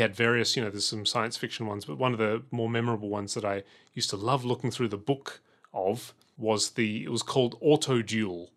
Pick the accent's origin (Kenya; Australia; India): Australia; Adelaide, South Australia; when I was growing up in Adelaide